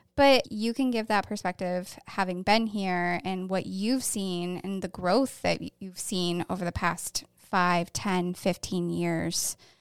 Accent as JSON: {"language": "English", "town": "Syracuse", "region": "New York", "country": "United States", "also_born_or_lived": "Thousand Islands", "moved": "as an adult", "lives_now": "Wilmington, United States", "said": "I'm from the Syracuse area and also the Thousand Islands."}